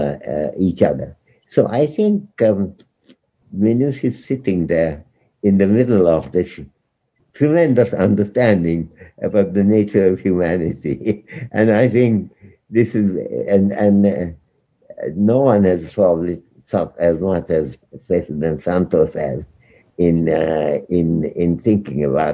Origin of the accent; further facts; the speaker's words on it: India; as an Indian